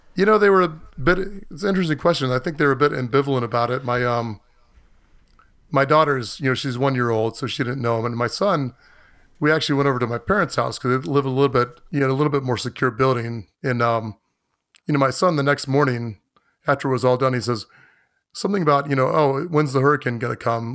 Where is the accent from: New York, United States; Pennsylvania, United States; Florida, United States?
Florida, United States; moved away as an adult; I grew up in Florida, but I've lived elsewhere most of my adult life